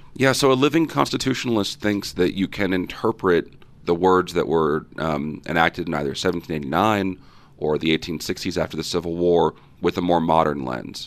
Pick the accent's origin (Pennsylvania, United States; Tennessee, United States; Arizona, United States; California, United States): California, United States; Fresno; I grew up in Fresno, California, Central Valley, the jewel, the heart of California.